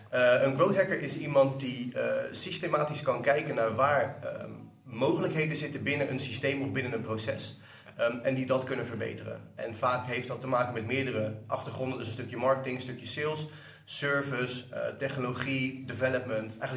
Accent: Delft, South Holland, Netherlands; now in Rotterdam, Netherlands; Ik kom oorspronkelijk uit Delft. ik woon en werk nu in Rotterdam.

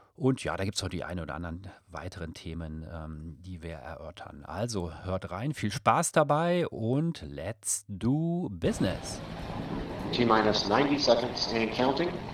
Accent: Rhineland, Germany; now in Munich, Germany; ich bin ja auch äh, Rheinländer

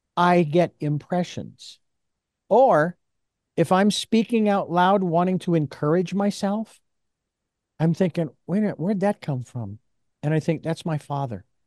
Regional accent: Phoenix, Arizona, United States; growing up in the Southwest in Phoenix, Arizona

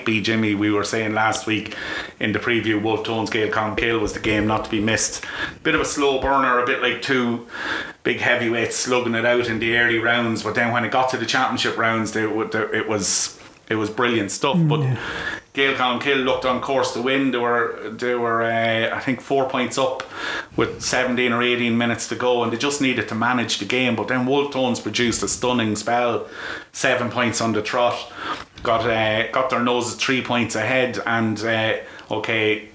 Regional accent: Trim, County Meath, Ireland; I'm from Trim, so you know I played underage football

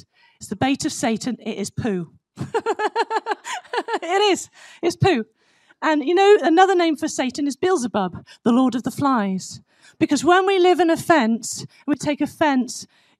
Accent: United States; I am American. I've got two pairs of cowboy boots and all that, so I am. I totally love this country.

